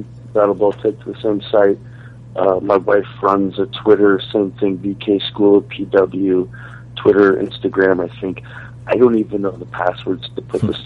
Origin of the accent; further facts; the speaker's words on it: Washington, United States; also born or lived in Virginia; I was born in Virginia, but I grew up in Washington State